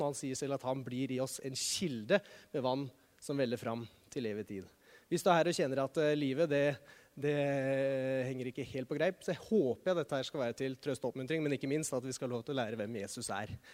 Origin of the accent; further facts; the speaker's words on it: Norway; som nordmann